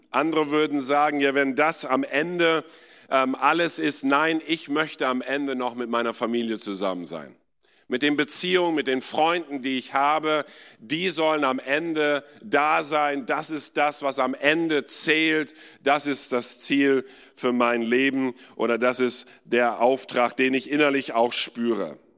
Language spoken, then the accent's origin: German; India; ich bin in Indien geboren und aufgewachsen, war in einer Internatsschule dort